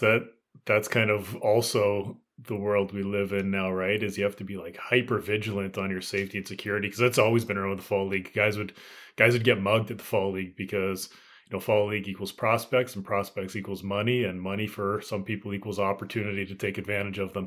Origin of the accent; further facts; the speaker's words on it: Canada; being Canadian here